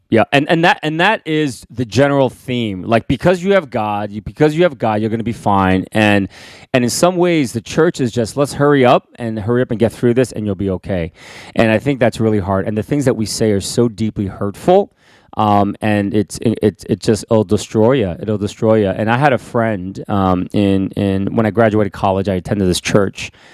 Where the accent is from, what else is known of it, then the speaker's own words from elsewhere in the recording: United States; I'm an, an American citizen